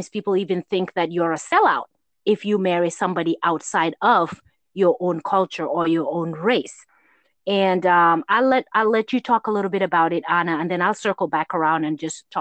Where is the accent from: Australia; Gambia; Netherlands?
Gambia; growing up in Gambia